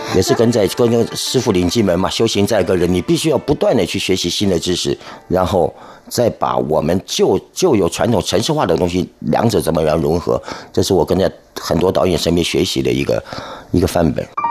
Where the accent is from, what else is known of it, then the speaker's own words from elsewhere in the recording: Kaohsiung, Taiwan; moved away; also born or lived in Taipei; 本身啊，是左翼人